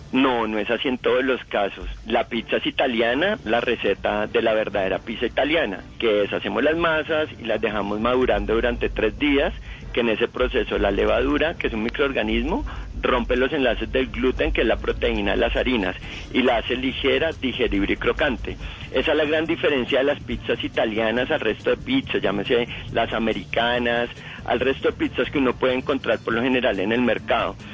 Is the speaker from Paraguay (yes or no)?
no; Colombia; los colombianos